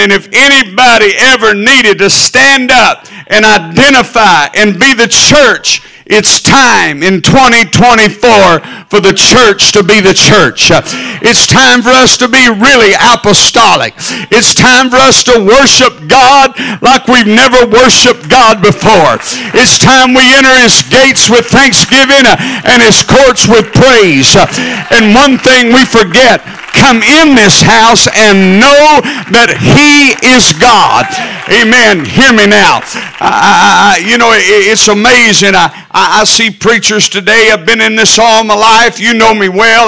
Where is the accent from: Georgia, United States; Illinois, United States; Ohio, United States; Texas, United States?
Texas, United States; I'm from Texas